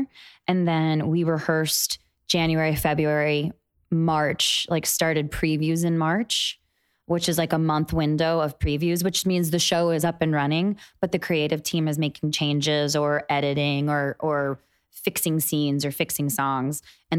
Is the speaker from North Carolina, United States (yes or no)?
yes; Charlotte, North Carolina, United States; moved away; also born or lived in New York; I'm from North Carolina, from Charlotte.